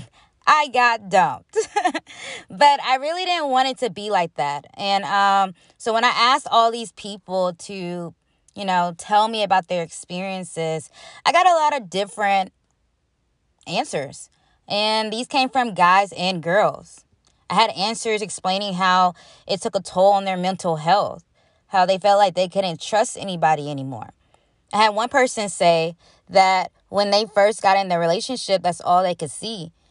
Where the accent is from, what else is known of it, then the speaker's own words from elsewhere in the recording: Huntsville, Alabama, United States; my hometown, the two five six Huntsville, Alabama